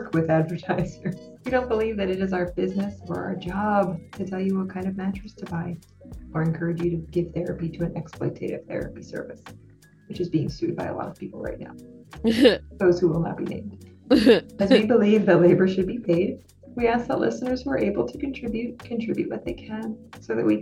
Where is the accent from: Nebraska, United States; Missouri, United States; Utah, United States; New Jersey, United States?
New Jersey, United States; now in Pennsylvania, United States; I'm an LPC from Pennsylvania, transplant from South Jersey.